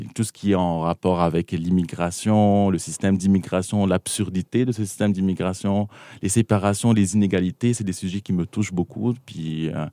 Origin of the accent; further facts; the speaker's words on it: South Lebanon, Lebanon; moved away as an adult; now in Montreal, Canada; je, viens du Liban, donc j'ai grandi au Liban